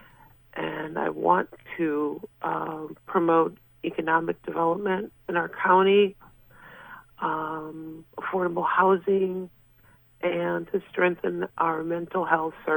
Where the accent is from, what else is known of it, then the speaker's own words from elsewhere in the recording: Wisconsin, United States; moved away as an adult; also born or lived in Fredonia, New York; now in New York, United States; I was born and raised in Wisconsin